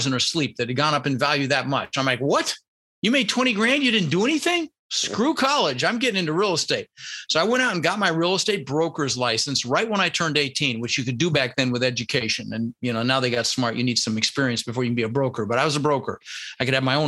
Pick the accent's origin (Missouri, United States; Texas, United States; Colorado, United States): Colorado, United States; Denver; also born or lived in Netherlands; I was born in the Netherlands, you know, wooden shoes and windmills, and immigrated when I was 6 years old with my brother Albert, my mother's Vancha. And we ended up in Denver, Colorado